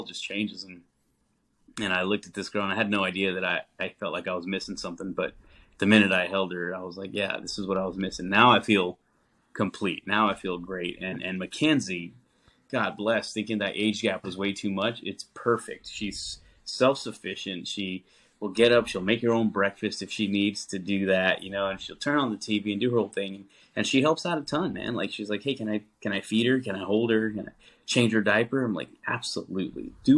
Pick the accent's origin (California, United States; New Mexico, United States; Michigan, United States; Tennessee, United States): New Mexico, United States; also born or lived in Texas; now in Nashville, United States; live here in Nashville, but we all are based out of the Southwest originally. So I'm from New Mexico